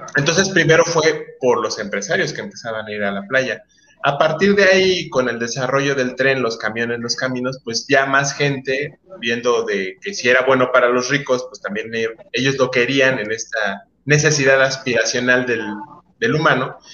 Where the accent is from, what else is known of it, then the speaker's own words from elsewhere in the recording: Veracruz, Mexico; Yo, yo nací en Veracruz, yo soy mucho de playa